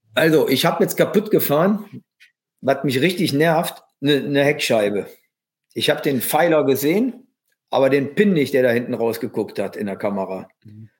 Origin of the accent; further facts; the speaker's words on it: Germany; als Deutscher